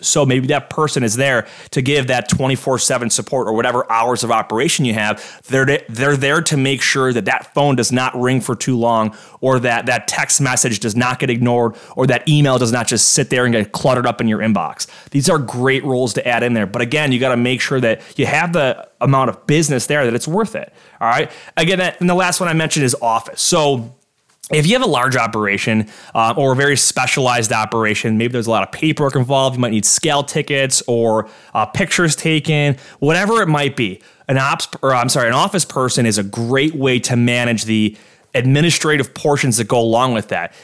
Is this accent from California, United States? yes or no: no; Orchard Park, New York, United States; the village of Orchard Park. It's my hometown here